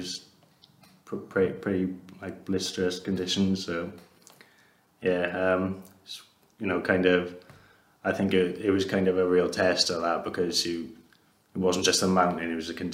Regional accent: Rhondda area, Wales, United Kingdom; I'm from the Regent area

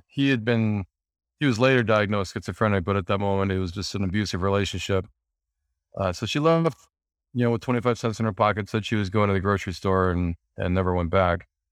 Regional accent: Montana, United States; moved away as an adult; also born or lived in Los Angeles; I grew up in Montana in the U S

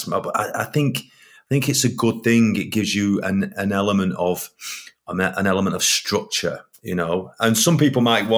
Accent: Northern England, United Kingdom; accent: proper Northern

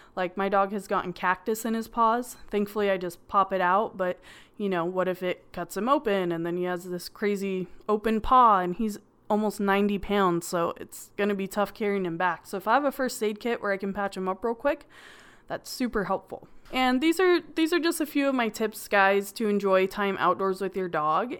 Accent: California, United States; I'm from California and there's a lot of beaches

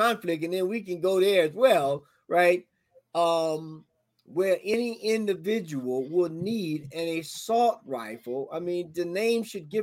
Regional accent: the South, United States; I'm from the South. I grew up hunting and shooting and all of that good stuff

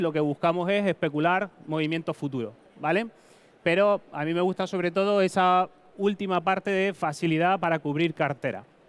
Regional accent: Tenerife, Canary Islands, Spain; accent: Canarian; moved away as an adult; now in Madrid, Spain; mi acento es canario, soy de Tenerife, migré, crucé el charco, como decimos, a Madrid a estudiar

